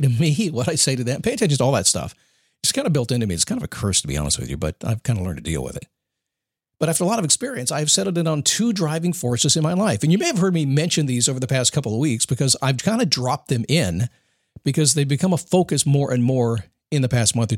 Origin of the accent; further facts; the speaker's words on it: United States; I'm an American